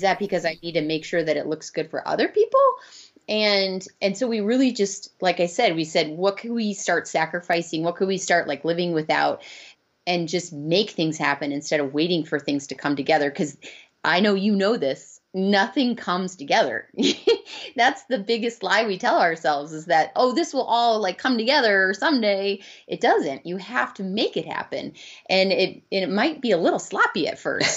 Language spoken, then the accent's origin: English; Arizona, United States; we're from Arizona, so we'd like to come back, and we have our moms here